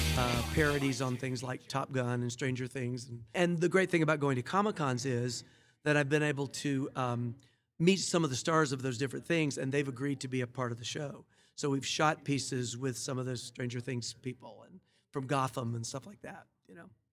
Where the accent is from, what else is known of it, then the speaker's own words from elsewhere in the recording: Atlanta, Georgia, United States; moved away as an adult; also born or lived in England; I'm from Atlanta originally